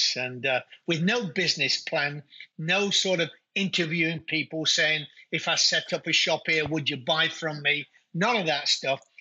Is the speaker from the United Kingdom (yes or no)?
yes; Nottingham, East Midlands, United Kingdom; moved away as an adult; also born or lived in Alberta, Canada; now in New Brunswick, Canada; I was in the fruit and veg game in my hometown, Nottingham, England